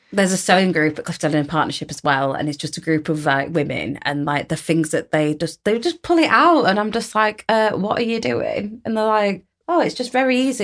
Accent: United Kingdom; a British born Yemeni woman

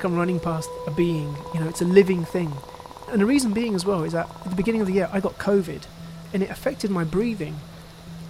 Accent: London, United Kingdom; I was born and raised in East London, in Tower Hamlets

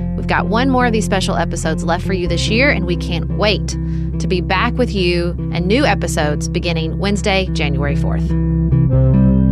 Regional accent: Kentucky, United States; my home state of Kentucky

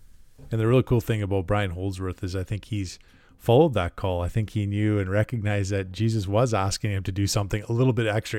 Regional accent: Edmonton, Alberta, Canada; Well, we're both kind of the suburbanites, I guess. We're from the Edmonton area.

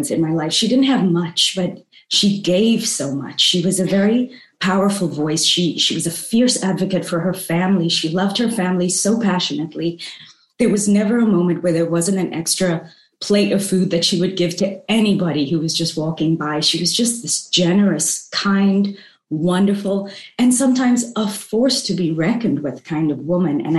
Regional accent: South Africa; moved away as an adult; also born or lived in New York City; now in Hong Kong; I grew up in South Africa. You know, eventually I left, I traveled the world, and I ended up in New York City

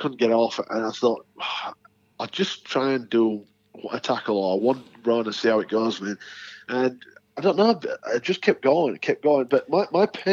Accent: the north of England, United Kingdom; as a Northern English boy

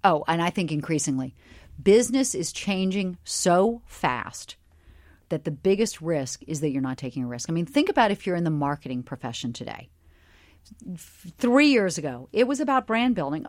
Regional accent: Charleston, South Carolina, United States; I grew up in Charleston, South Carolina, in a very middle-class family

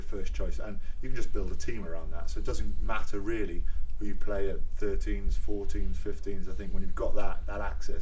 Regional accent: Wales, United Kingdom; as a Welshman and as a Welsh public and a Welsh player

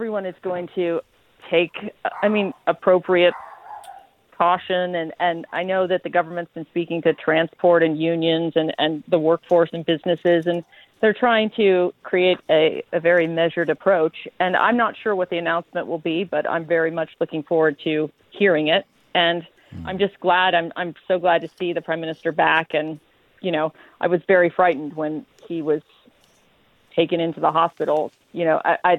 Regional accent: Ohio, United States; now in United Kingdom; I'm from the sort of middle bit. It's sort of the Leeds equivalent. It's Ohio

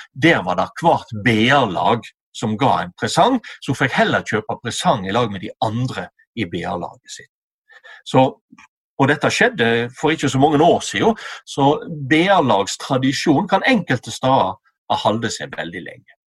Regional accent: Western Norway, Norway; på Vestlandet, der jeg kommer ifra.

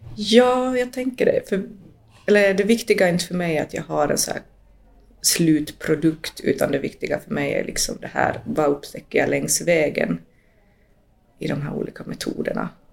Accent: Finland; also born or lived in Latin America (born) / Jakobstad region, Ostrobothnia; jag som finlandssvensk

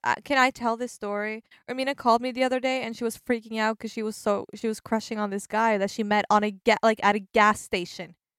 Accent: Norway; moved away as an adult; now in Oslo, Norway; I'm actually moving back home for the summer. where I'm gonna work at a tourist information place

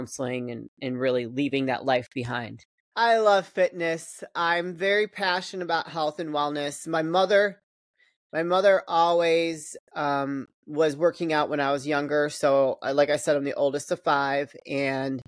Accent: Chicago, Illinois, United States; I grew up in the Chicagoland area.

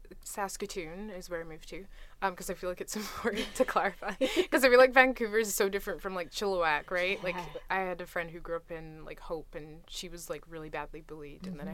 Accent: Scotland, United Kingdom; people were like, oh, you're Scottish? Like, I'm Scottish.

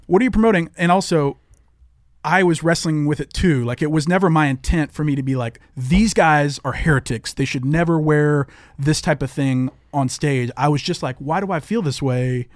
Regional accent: the South, United States; growing up in the South

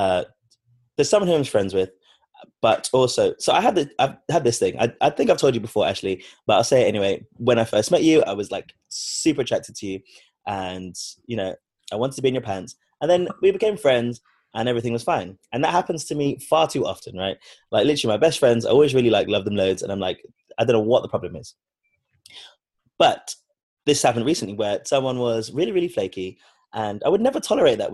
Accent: London, United Kingdom; I'm from London, born and raised here

